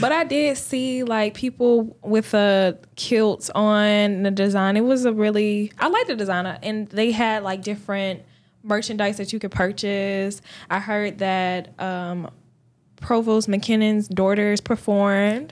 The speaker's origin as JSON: {"language": "English", "town": "Columbus", "region": "Georgia", "country": "United States", "lives_now": "Augusta, United States", "said": "I'm from Columbus, Georgia"}